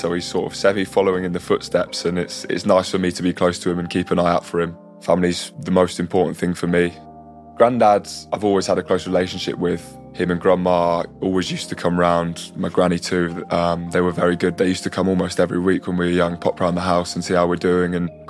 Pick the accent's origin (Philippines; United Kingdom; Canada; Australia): United Kingdom; Norfolk, East of England; moved away; I grew up in Norfolk, which is quite a rural area, lots of fields and lots of countryside.